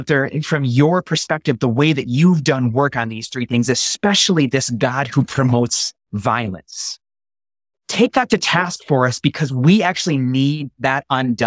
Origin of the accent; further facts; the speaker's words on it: United States; as American evangelicals